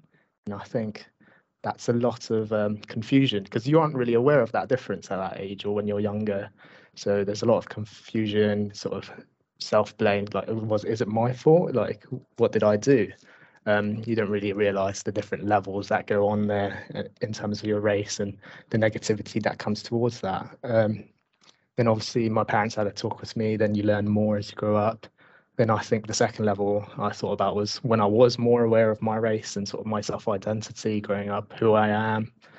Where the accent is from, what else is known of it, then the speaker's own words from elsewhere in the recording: Basingstoke, South East England, United Kingdom; I am a local Basingstoke boy, so I am from Hampshire as well.